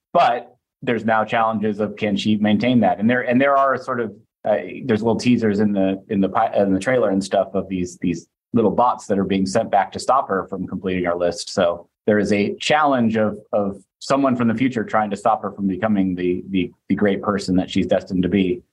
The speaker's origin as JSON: {"language": "English", "area": "foothills towards Tahoe", "region": "Northern California", "country": "United States", "tie": "born or raised there", "moved": "yes", "said": "I grew up in Northern California uh, in the foothills up towards Tahoe"}